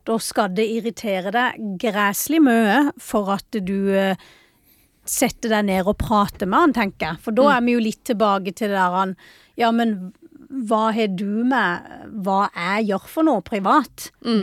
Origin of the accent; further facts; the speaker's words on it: Vennesla, Agder, Norway; hjemme i Vennesla